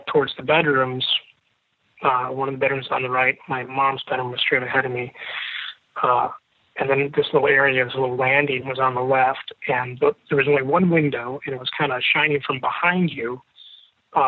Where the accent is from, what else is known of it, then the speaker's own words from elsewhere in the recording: Chicago, Illinois, United States; I'm originally from Chicago. I now live in northwest suburbs